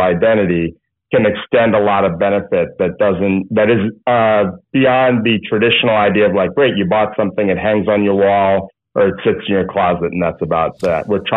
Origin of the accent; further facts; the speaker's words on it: United States; now in California, United States; I grew up in the New York, New Jersey area